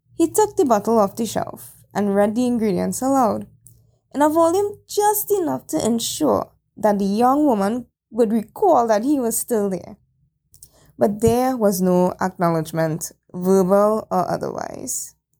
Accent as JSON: {"language": "English", "town": "Chaguanas", "country": "Trinidad & Tobago", "tie": "born or raised there", "said": "my hometown Shogunas"}